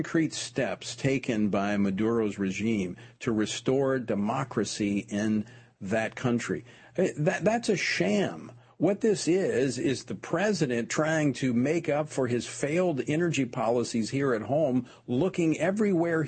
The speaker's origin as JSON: {"language": "English", "region": "Louisiana", "country": "United States", "tie": "born or raised there", "said": "my home state of Louisiana"}